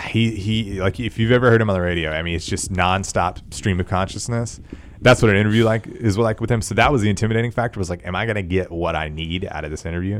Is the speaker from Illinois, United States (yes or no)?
no; Tyler, Texas, United States; I grew up in East Texas and Tyler